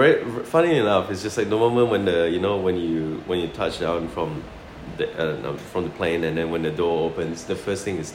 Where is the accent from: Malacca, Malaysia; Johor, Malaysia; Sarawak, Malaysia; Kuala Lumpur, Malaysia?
Sarawak, Malaysia; also born or lived in Christchurch, New Zealand; now in Australia; I'm from Malaysia, from a state called Sarawak.